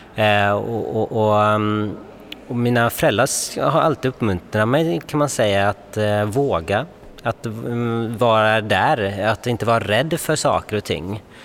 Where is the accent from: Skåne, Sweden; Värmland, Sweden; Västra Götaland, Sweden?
Västra Götaland, Sweden; Gothenburg; moved away as an adult; now in Stockholm, Sweden; jag kommer ju från Göteborg